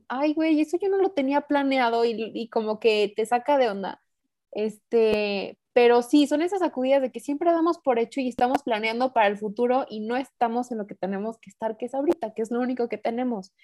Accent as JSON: {"language": "Spanish", "country": "Mexico", "also_born_or_lived": "San Luis Potosí", "said": "yo vivo en San Luis, yo soy mexicana"}